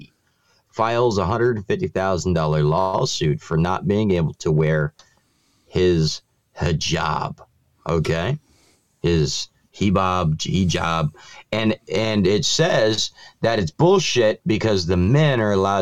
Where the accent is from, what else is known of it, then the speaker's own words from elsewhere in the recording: Florida, United States; my home state of Florida